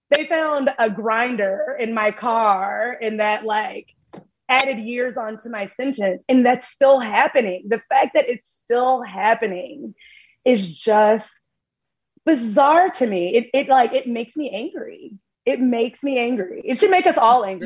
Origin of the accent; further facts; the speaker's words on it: Tennessee, United States; moved away; I am originally from Tennessee